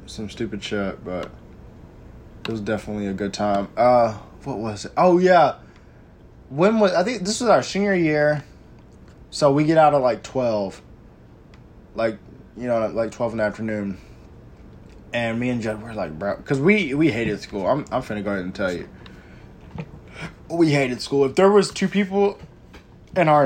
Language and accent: English; Texas, United States; I'm from Texas